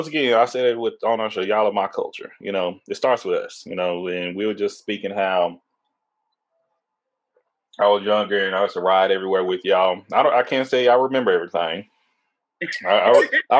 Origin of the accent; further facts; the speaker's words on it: Tyler, Texas, United States; we're from East Texas, Tyler, Texas